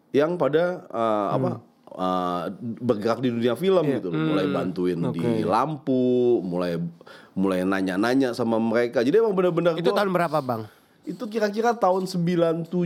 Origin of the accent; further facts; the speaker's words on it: Jakarta, Indonesia; Di Jakarta gue.